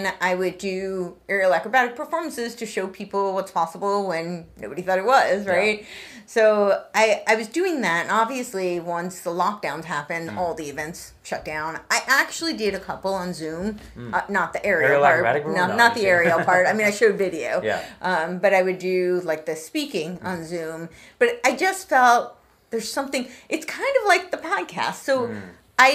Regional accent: New York, United States; moved away; I grew up right outside New York City

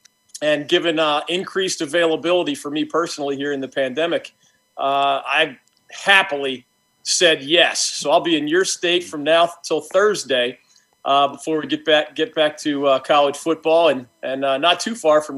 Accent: Pennsylvania, United States; moved away; growing up in Pennsylvania

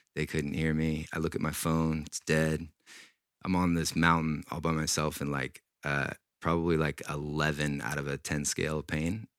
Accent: Washington, United States; I grew up in Washington State

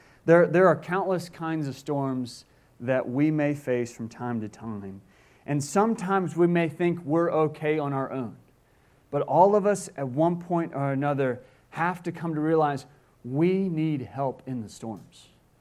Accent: Mobile, Alabama, United States; I grew up on the Gulf Coast in Alabama, in Mobile, Alabama.

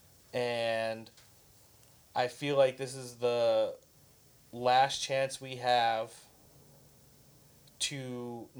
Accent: Southern California, United States; we're all from Southern California

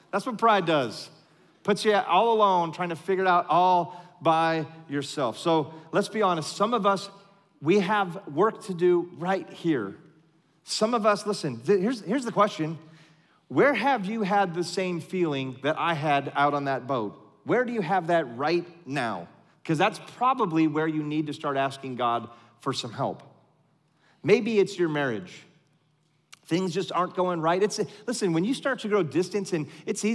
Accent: California, United States; moved away; I grew up in California

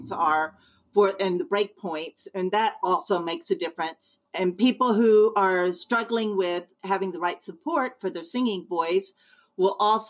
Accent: Texas, United States; moved away as an adult; also born or lived in Spring, Texas / Boston, Massachusetts; now in Hudson, United States; I'm from Texas originally.

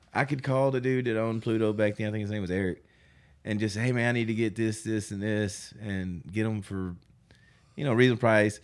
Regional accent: North Little Rock, Arkansas, United States; I'm from North Little Rock.

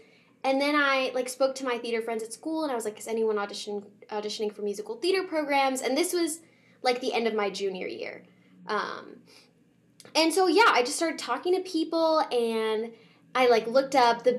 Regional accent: Arlington, Virginia, United States; I'm originally from Arlington, Virginia. That's where I was born and raised

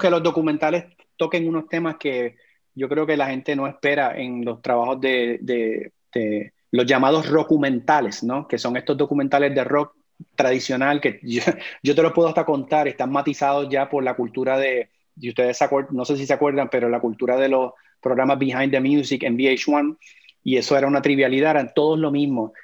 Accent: Puerto Rico; moved away; also born or lived in Florida; yo soy puertorriqueño

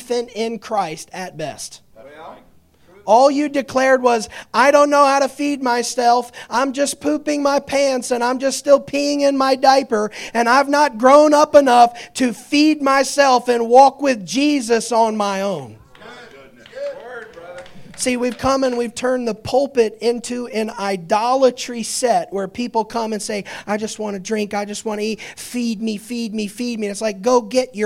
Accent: Indiana, United States; I'm the only member of my family that was born in Indiana

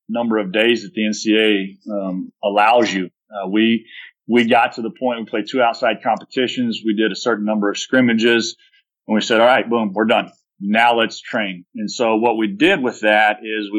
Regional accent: Texas, United States; It's part of being a Texan.

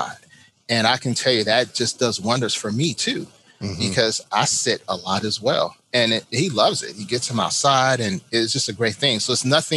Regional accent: Chicago, Illinois, United States; now in Florida, United States; I am from Chicago, so I know how cold it is.

